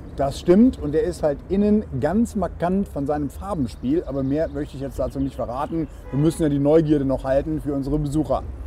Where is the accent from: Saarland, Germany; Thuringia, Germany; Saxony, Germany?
Saarland, Germany; ich bin Koch und waschechter Saarländer